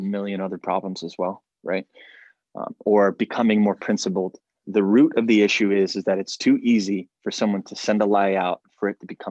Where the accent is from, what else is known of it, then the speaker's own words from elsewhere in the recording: United States; as an American